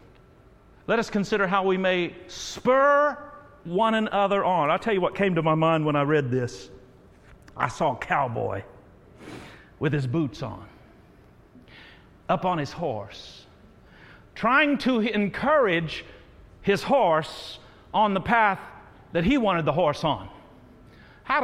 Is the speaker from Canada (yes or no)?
no; Terre Haute, Indiana, United States; Terre Haute. Got to give my shout out to my hometown